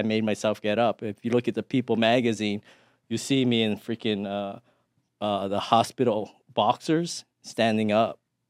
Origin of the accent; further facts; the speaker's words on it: Thailand; born there; Actually, my family's from Hawaii, but I was born in Thailand because my dad was in the army.